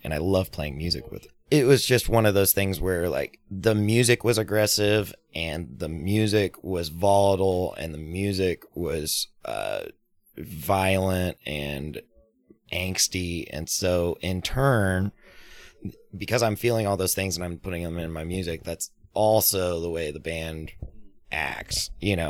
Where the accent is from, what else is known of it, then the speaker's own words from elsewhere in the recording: Fort Worth, Texas, United States; Fort Worth, which is my hometown